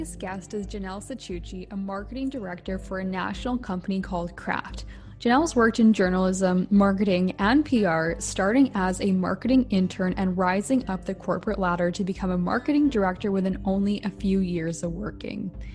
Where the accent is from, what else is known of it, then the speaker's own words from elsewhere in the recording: Vancouver, British Columbia, Canada; also born or lived in Calgary; I'm from Vancouver, BC